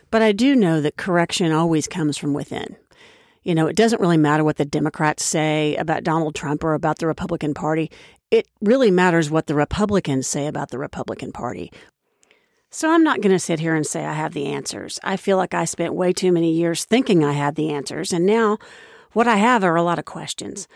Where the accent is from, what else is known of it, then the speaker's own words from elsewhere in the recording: Oklahoma, United States; moved away as an adult; now in Washington, United States; I was raised in Oklahoma, which is the buckle of the Bible Belt